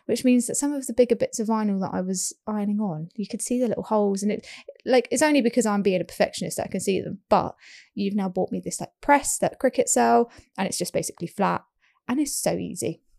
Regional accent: United Kingdom; We are British

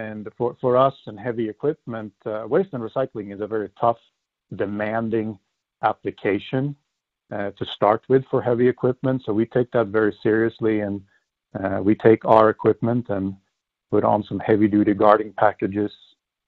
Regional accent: Sweden; moved away as an adult; now in United States; Born and raised in Sweden, I came to the U.S.

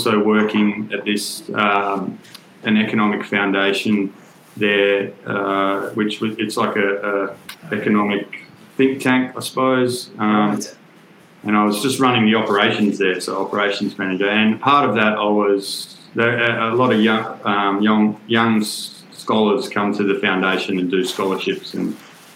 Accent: Perth, Western Australia, Australia; I'm from Perth originally, from WA

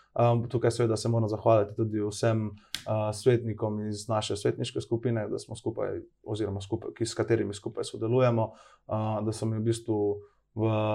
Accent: Idrija, Slovenia; moved away; also born or lived in Cerkno; nekako vedno v srcu seboj nosim Idrijo, oziroma tudi Cerkno, kajti del moje družine tudi prihajajo tam. In nekoliko, nekoliko, nikoli ne bom pozabil, odkje prihajam, pa čeprav mogoče lahko malo kdaj občasno skrijem moj naglas

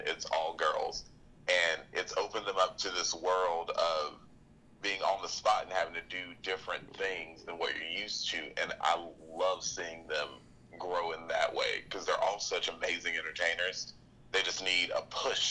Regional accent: Pell City, Alabama, United States; now in Birmingham, United States; I'm originally from Pell City, Alabama, but I currently live in Birmingham

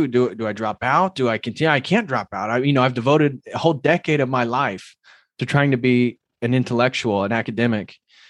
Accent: Midwest, United States; It wasn't because I came from the Midwest.

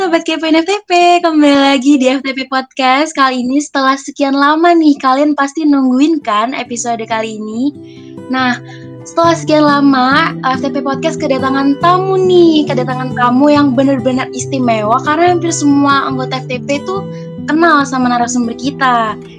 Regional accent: Kebunsari, Jember, East Java, Indonesia; aku dari Kebun Sari

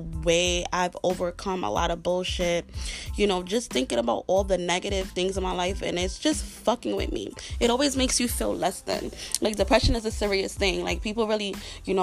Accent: New York City, New York, United States; I'm a black chick growing up in Brooklyn.

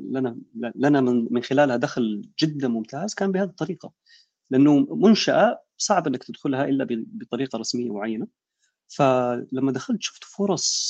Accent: Jeddah, Makkah Province, Saudi Arabia; عندنا بيحكوا نحن من جده آه سيول السيول عندنا الكباري بتقفل

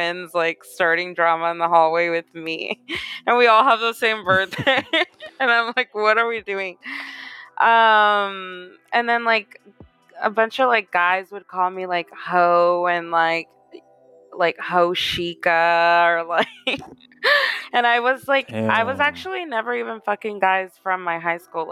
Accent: Houston, Texas, United States; moved away as an adult; also born or lived in Katy, Texas; now in Los Angeles, United States; I'm from Houston, born and raised

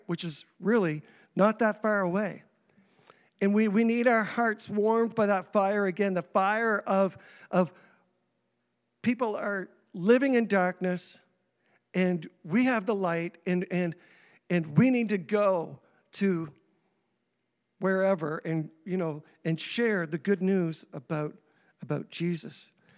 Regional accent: Saint John, New Brunswick, Canada; also born or lived in Indianapolis; now in Grand Manan, Canada; I was three years old when my parents moved me to Saint John against my will

